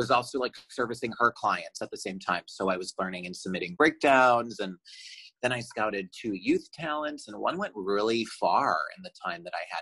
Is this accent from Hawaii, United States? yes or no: no; Chicago, Illinois, United States; moved away as an adult; also born or lived in Michigan; now in Los Angeles, United States; I'm from Chicago, and I went to school in Michigan, Michigan State.